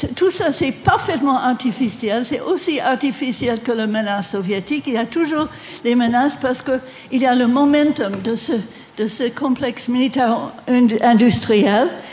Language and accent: French; Washington, District of Columbia, United States; French is a second language; moved away as an adult; now in France; j'ai passé mon enfance à Washington